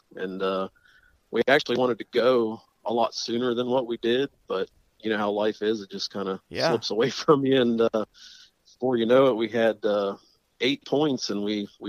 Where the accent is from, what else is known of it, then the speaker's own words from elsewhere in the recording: West Virginia, United States; my home state.